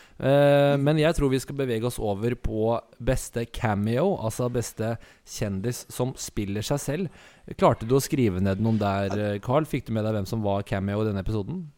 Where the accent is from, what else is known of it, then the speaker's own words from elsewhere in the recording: Asker, Akershus, Norway; Du og jeg er jo fra Vi har vokst opp i Asker